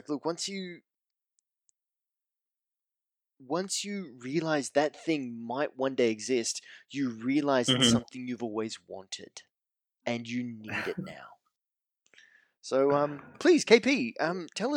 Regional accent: Sydney, New South Wales, Australia; I'm from Sydney.

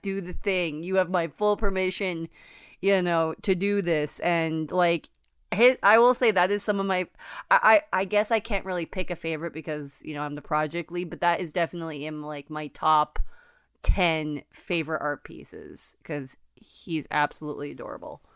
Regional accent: United States; I'm American

